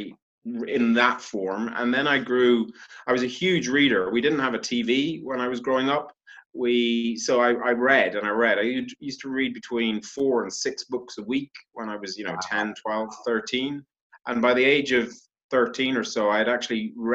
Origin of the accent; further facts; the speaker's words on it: County Louth, Ireland; moved away as an adult; also born or lived in Africa / England; now in United Kingdom; I'm Irish, but I was born in Africa, lived here in England for a year. Then I grew up in Ireland, went to university there.